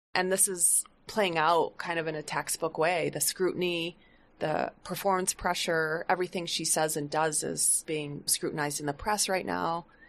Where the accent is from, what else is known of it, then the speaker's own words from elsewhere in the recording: Flint, Michigan, United States; I grew up in Flint, Michigan